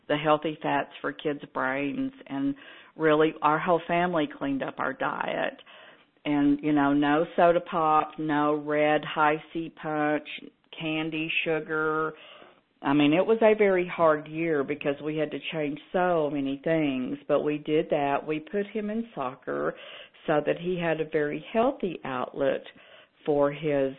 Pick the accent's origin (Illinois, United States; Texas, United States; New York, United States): Texas, United States; I'm from Texas, where we fry everything